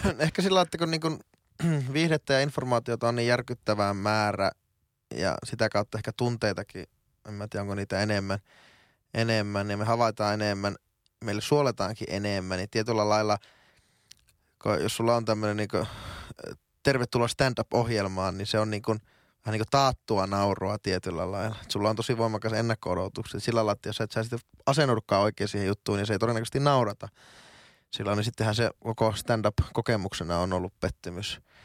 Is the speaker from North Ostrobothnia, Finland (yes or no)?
yes; Oulu, North Ostrobothnia, Finland; moved away as an adult; now in Helsinki, Finland; mä oon teille aina oululainen kaveri